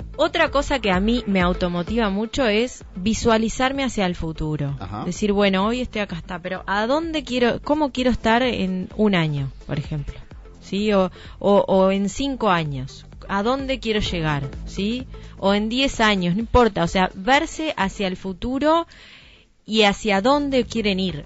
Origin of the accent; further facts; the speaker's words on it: Montevideo, Uruguay; moved away as an adult; now in Nueva Helvecia, Uruguay; no nací en Nueva Albesia, por ejemplo. Yo soy de Montevideo y en un momento tuve que tomar la decisión de venirme a, vivir a Nueva Albesia